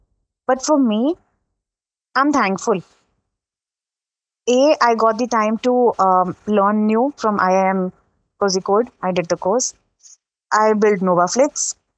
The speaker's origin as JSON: {"language": "English", "region": "Dubai", "country": "United Arab Emirates", "tie": "born or raised there", "said": "But again, because I grew up in Dubai, I grew up in a very mixed culture."}